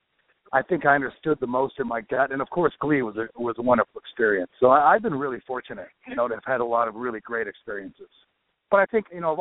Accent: Vancouver, British Columbia, Canada; I was born in Vancouver

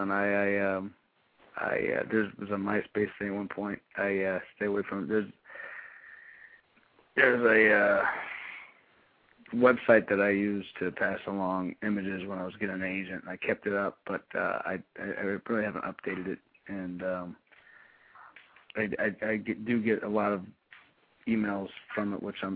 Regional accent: Pittsburgh, Pennsylvania, United States; I'm from Pittsburgh, when we're the city of champions.

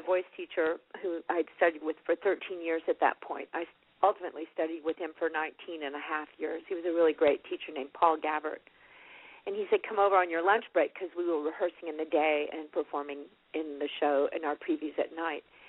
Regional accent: Fort Worth, Texas, United States; I grew up in Fort Worth

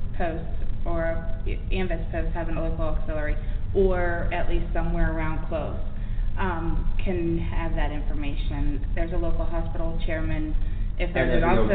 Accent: Pennsylvania, United States; I'm from Pennsylvania.

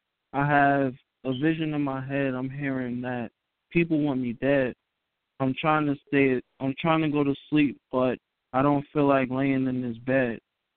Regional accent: Newark, New Jersey, United States; I am from Newark, New Jersey.

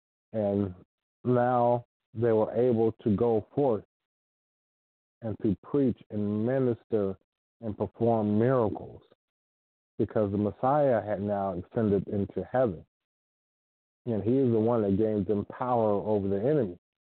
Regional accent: Ohio, United States; first language English; I was born here in the United States, in the state of Ohio. So my first language is English. I speak some Spanish, but I grew up knowing English. It's my first language. Spanish, I had to learn.

